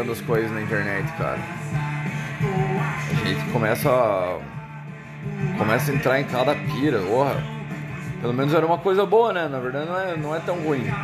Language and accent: Portuguese; United States; Portuguese is a second language; now in Brazil; sou dos Estados Unidos.